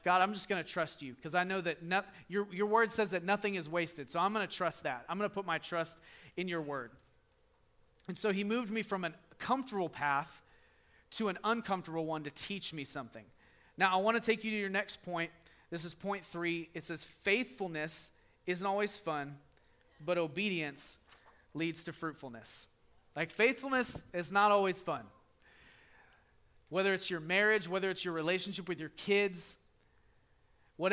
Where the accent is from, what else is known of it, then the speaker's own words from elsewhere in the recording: the South, United States; we're from the South. We say yes, ma'am all the time